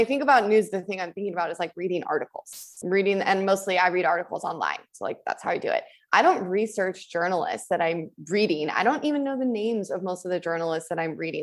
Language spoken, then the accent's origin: English; United States; In my hometown, we used to have three newspapers. I'm from Tahoe, so we had a paper in Incline and in Tahoe City and in Truckee